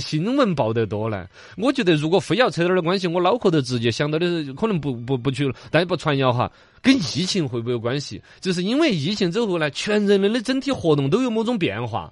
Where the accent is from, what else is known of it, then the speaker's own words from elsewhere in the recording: Chengdu, Sichuan, China; 我们成都这边